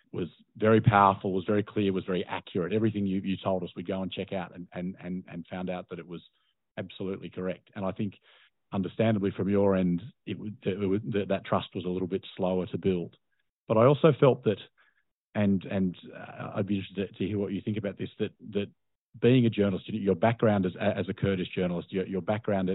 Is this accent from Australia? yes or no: yes; Australia; I'm a journalist from Australia